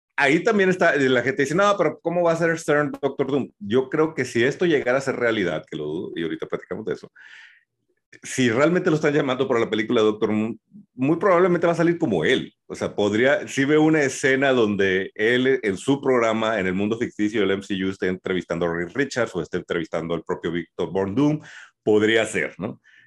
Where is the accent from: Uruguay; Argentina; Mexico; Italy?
Mexico